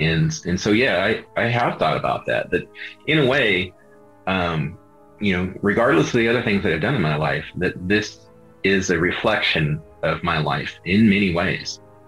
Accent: Skwentna, Alaska, United States; growing up in Alaska is really key to that because I grew up in the middle of nowhere.

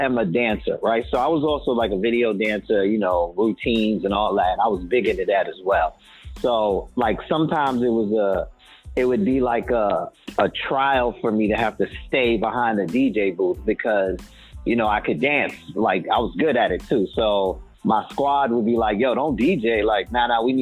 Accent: New York, United States; now in Atlanta, United States; I'm presently in living in Atlanta, and I'm originally from New York.

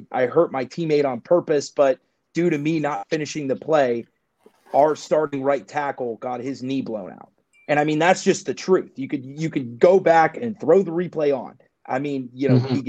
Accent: Warren, Ohio, United States; I'm originally from Warren, like the Youngstown area

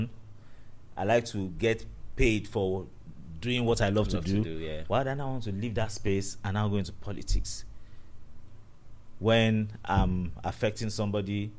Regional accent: Nigeria; thank you for bringing me to this country that I'm in Nigeria and I'm not from Ghana

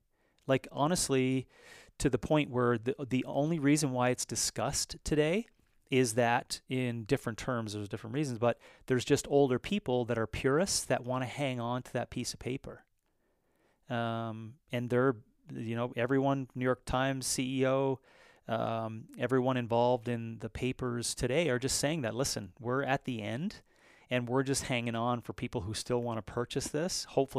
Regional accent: Newfoundland and Labrador, Canada; I was from Western Labrador in an eastern province of Canada, Newfoundland, Labrador, and we used to have a paper that I used to deliver.

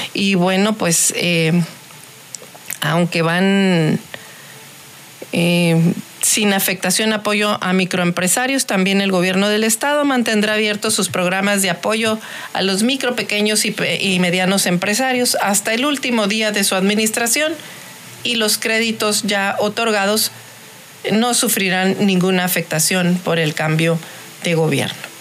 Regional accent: Baja California, Mexico; soy baja californiana también

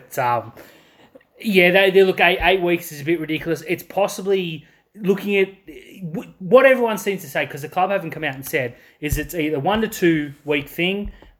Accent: Australia; We're Australian.

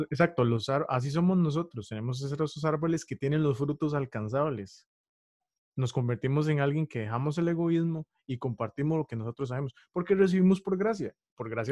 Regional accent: Costa Rica; costarricense, soy costarricense.

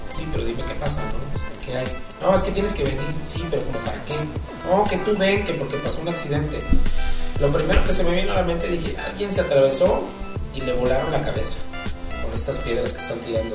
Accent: Acapulco, Guerrero, Mexico; now in Puebla, Mexico; para nosotros, en Acapulco

